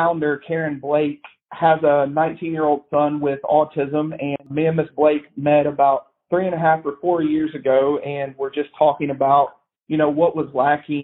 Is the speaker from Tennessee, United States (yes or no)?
yes; Brentwood, Tennessee, United States; also born or lived in Nashville, Tennessee; So I was born and raised in Nashville. I lived in proper Nashville until I was 2 years old. And then our family relocated to Brentwood.